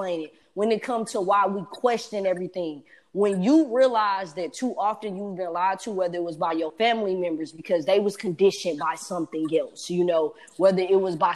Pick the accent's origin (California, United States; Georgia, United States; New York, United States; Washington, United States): Georgia, United States; Atlanta; I'm from Atlanta.